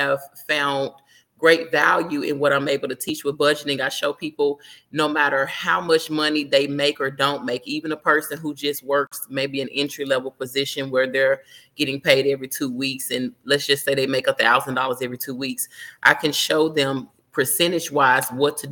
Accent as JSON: {"language": "English", "town": "Memphis", "region": "Tennessee", "country": "United States", "moved": "yes", "lives_now": "Miami, United States", "said": "I'm from Memphis, but living in Miami now"}